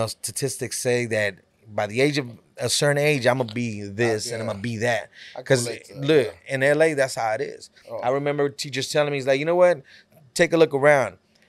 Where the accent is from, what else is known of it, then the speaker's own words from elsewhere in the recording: California, United States; You know, when I grew up in Cali, you know, to me, I would always see, all I seen was, you know, gangs